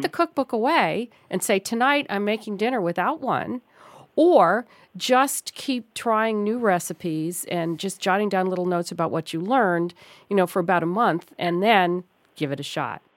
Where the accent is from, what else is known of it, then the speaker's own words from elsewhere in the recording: New York City, New York, United States; moved away; that's my hometown